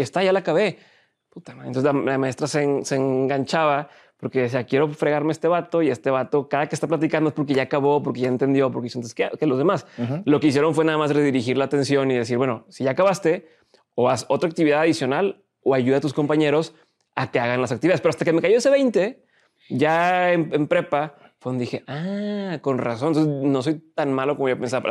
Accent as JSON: {"language": "Spanish", "town": "Monterrey", "region": "Nuevo León", "country": "Mexico", "tie": "born or raised there", "also_born_or_lived": "Torreón", "said": "De aquí de Monterrey"}